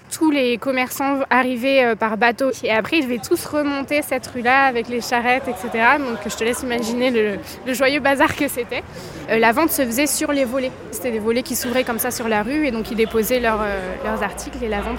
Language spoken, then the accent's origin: French; Toulouse, Occitania, France; moved away as an adult; now in Dinan, France; Je suis toulousaine de base, ça s'entend pas du tout, j'ai perdu l'accent. Euh, et je suis arrivée à Dinan en 2013 pour mes études. Maintenant, je travaille ici, euh, voilà, depuis